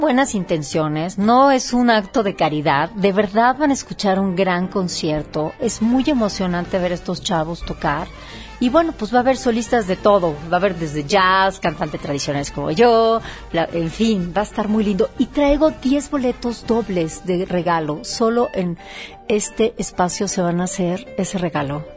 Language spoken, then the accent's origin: Spanish; Oaxaca, Mexico; Oaxaca en este momento que mi tierra lo necesita tanto